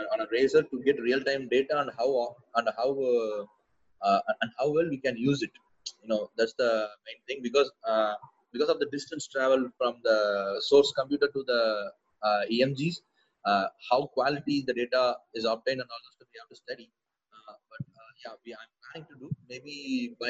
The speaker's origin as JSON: {"language": "English", "town": "Coimbatore", "region": "Tamil Nadu", "country": "India", "tie": "born or raised there", "said": "my hometown is Coimbatore. It's a town, it's a small town in southern India."}